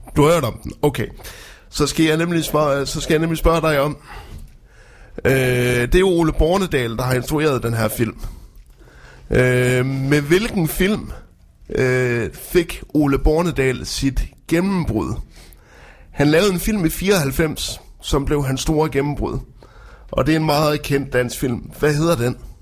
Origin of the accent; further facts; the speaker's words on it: Frederikshavn, North Denmark Region, Denmark; moved away; Min gamle hjemstavn.